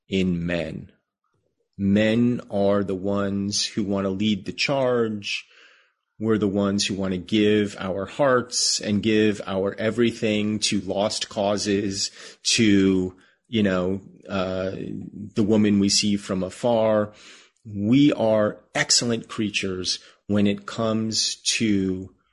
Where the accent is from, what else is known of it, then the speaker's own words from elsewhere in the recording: United States; as an American Jew, we live in a country that has more or less welcomed us